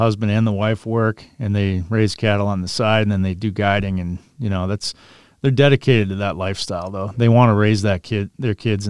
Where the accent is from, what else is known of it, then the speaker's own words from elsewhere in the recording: Minnesota, United States; No, I grew up in Minnesota, and we spent all of our free time hunting and fishing.